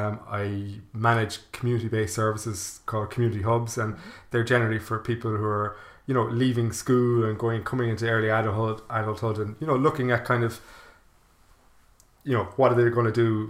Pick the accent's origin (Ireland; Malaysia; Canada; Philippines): Ireland; Ballinasloe, Connacht; now in Cork, Ireland; I'm from Ballinasloe in County Galway